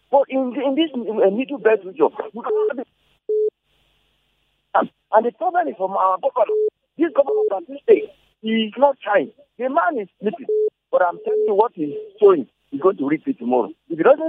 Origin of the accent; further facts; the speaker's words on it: Benue, Nigeria; I'm from Benue.